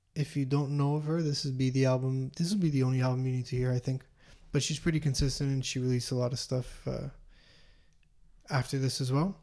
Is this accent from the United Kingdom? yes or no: no; Montreal, Quebec, Canada; we're from Montreal